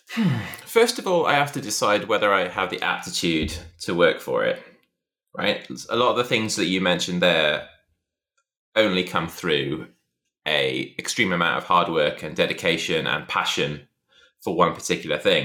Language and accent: English; Shrewsbury, West Midlands, United Kingdom; moved away as an adult; also born or lived in Liverpool; it was the day I moved from Shrewsbury to university in Liverpool